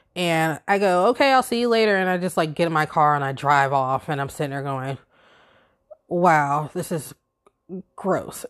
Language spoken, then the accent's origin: English; Virginia Beach, Virginia, United States; moved away as an adult; now in upstate New York, United States; growing up in Virginia Beach